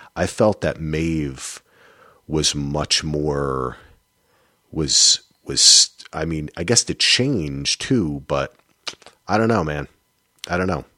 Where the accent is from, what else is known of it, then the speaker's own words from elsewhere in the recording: New Jersey, United States; it's my jersey in me